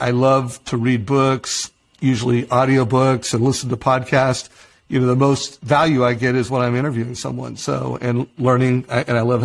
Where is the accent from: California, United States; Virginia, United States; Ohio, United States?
California, United States; Huntington Beach; I grew up in Huntington Beach